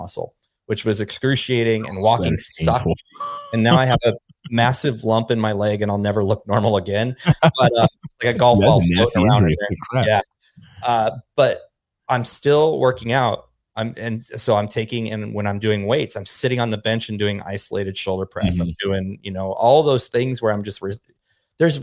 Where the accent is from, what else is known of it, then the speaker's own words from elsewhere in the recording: Pacific Northwest, United States; now in Dallas, United States; I'm from the Pacific Northwest, you know, right, in the Cascade Mountains